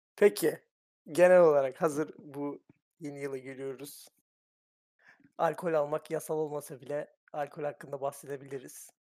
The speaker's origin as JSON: {"language": "Turkish", "region": "Thrace", "country": "Turkey", "said": "Trakyalıyım ben"}